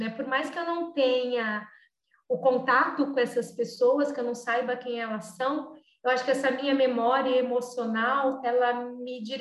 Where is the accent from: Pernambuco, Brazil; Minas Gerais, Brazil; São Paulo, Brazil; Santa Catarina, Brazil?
São Paulo, Brazil; also born or lived in Acre; now in Belo Horizonte, Brazil; Eu sou paulistana, da Zona